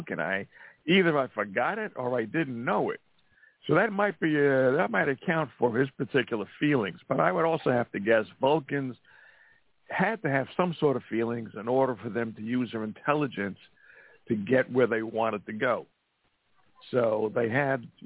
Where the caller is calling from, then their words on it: Montana, United States; I'm calling from Montana.